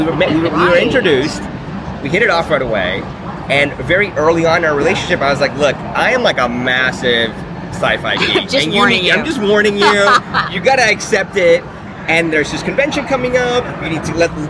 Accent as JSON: {"language": "English", "town": "Miami", "region": "Florida", "country": "United States", "lives_now": "London, United Kingdom", "said": "From Miami."}